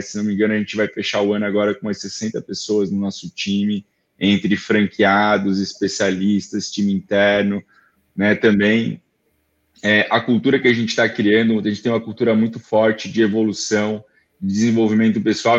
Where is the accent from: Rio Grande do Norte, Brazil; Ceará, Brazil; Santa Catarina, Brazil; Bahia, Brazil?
Santa Catarina, Brazil; Florianópolis; eu sou manezinho daqui, né, e, então eu nasci aqui